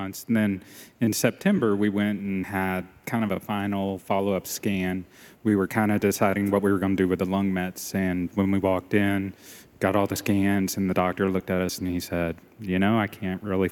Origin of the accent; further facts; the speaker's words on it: Panama City, Florida, United States; moved away as an adult; now in Nashville, United States; We're from Panama City, Florida, born and raised there